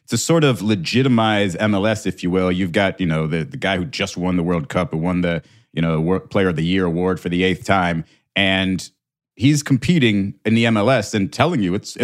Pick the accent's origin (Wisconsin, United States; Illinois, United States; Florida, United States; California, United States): Florida, United States; Miami; here in my hometown